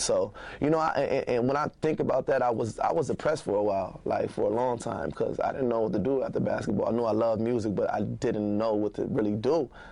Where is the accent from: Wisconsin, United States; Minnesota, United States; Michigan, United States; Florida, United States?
Minnesota, United States; Minneapolis; I grew up on Eighth and Irving, eight oh one Irving.